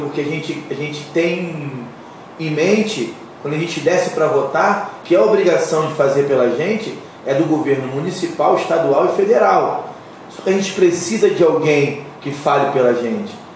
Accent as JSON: {"language": "Portuguese", "country": "Brazil", "said": "nós somos brasileiros"}